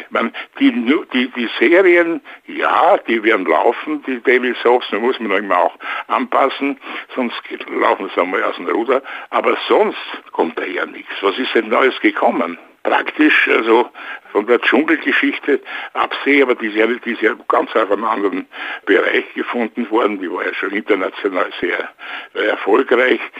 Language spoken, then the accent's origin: German; Vienna, Austria; now in Luxembourg; ich bin natürlich öfters in Wien, sehr gerne auch, weil es ja meine Heimatstadt ist.